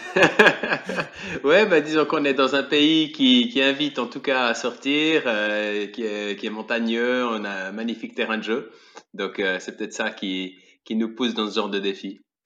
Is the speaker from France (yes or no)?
no; Switzerland; je suis suisse, j'ai 41 ans